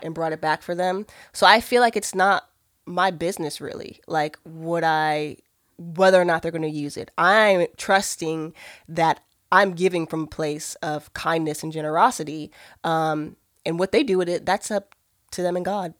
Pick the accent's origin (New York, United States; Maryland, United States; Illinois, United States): Maryland, United States; moved away; also born or lived in Georgia; I'm originally from Maryland